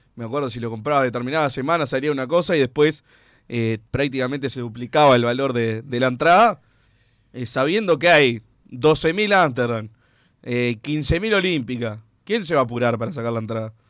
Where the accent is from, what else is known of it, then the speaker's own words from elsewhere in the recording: Uruguay; somos uruguayos